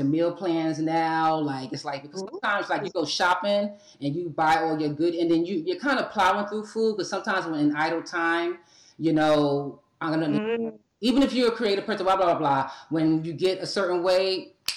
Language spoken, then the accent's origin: English; New York City, New York, United States; moved away; also born or lived in Atlanta; I was born and raised in New York City, right? And my heart is in New York City, but I'm physically in Atlanta